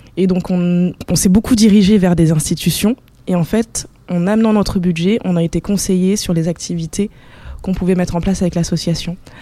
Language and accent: French; Bordeaux, Nouvelle-Aquitaine, France; on vient d'ici, de Bordeaux